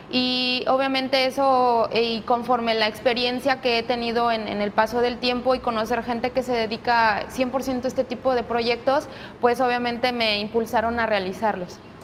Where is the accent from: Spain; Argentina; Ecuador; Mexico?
Mexico; Mexico City; moved away as an adult; now in Manzanillo, Mexico; no soy de aquí, yo soy de la Ciudad de México y bueno, eh, ya tengo viviendo aquí en Manzanillo más de 10 años